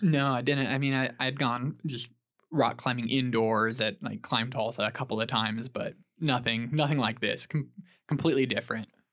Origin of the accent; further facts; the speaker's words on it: Stillwater, Oklahoma, United States; I'm from Stillwater, Oklahoma originally. Grew up there